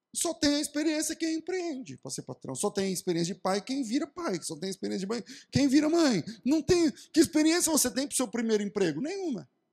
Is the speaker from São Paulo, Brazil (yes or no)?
no; Mato Grosso do Sul, Brazil; Eu sou do Mato Grosso do Sul, de uma cidade pequena.